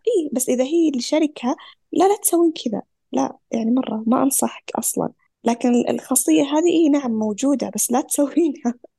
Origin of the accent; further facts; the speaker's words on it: Saudi Arabia; احنا كسعوديين